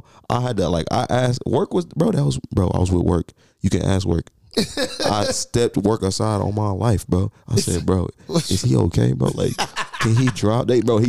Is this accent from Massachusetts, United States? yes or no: no; Oklahoma, United States; I'm from Oklahoma, you feel me?